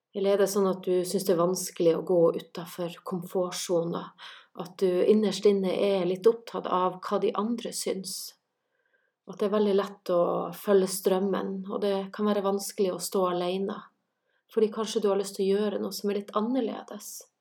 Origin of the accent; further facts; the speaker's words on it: Kjøllefjord, Finnmark, Norway; now in Santorini, Greece; Jeg er fra Kjøllefjord i Finnmark, bor i Santorini i Hellas